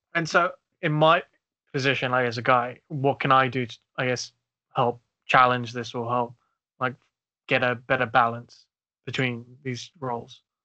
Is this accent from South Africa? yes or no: yes; South Africa; also born or lived in Uganda (family); now in United Kingdom; growing up in South Africa